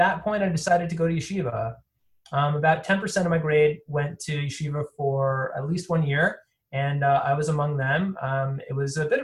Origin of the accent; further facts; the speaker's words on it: Toronto, Ontario, Canada; now in Boston, United States; I was born in Toronto, Canada, and to wonderful South African parents. I grew up fairly traditional